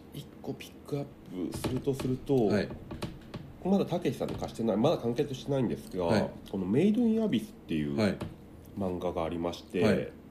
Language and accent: Japanese; Takasaki, Gunma, Japan; 地元の高崎